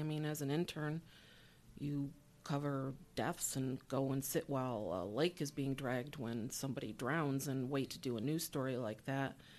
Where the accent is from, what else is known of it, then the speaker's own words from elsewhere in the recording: Syracuse, New York, United States; I grew up here in Syracuse on the, in the university area on Euclid Ave between Ackerman and Sumner.